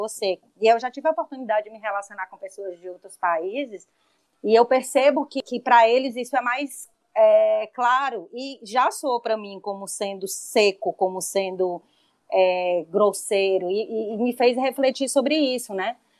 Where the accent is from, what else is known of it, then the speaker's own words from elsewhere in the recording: Brazil; aqui para a gente como brasileiro, porque a gente tem culturalmente isso